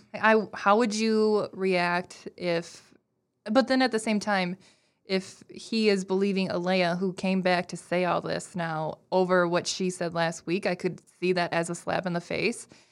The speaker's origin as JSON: {"language": "English", "region": "Minnesota", "country": "United States", "said": "I'm very Minnesotan"}